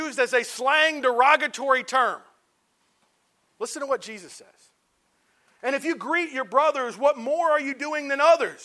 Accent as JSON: {"language": "English", "town": "Cincinnati", "region": "Ohio", "country": "United States", "tie": "born or raised there", "said": "I grew up in Cincinnati, Ohio, in a congregation of about 100 to 120 that was about 50% white, 50% black"}